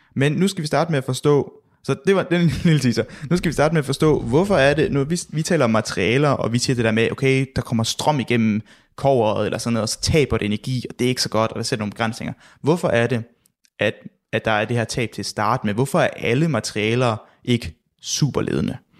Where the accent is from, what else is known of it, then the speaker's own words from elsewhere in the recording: Southern Jutland, Southern Denmark, Denmark; jeg er jo fra Sønderland